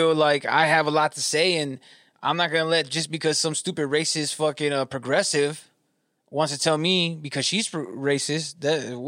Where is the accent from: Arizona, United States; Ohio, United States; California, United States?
California, United States; Southern; I grew up in California, Southern California